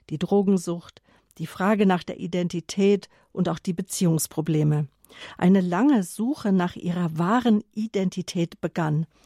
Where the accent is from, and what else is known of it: near Munich, Bavaria, Germany; born or raised there